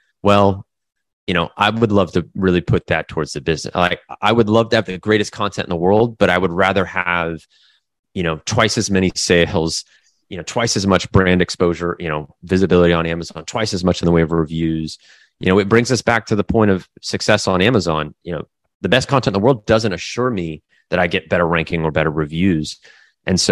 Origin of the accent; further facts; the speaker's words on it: Derby, Kansas, United States; moved away as an adult; also born or lived in Japan; now in Florida, United States; growing up through elementary school, middle school, and through high school in the Midwest, in Derby, Kansas, a pretty small town in the Midwest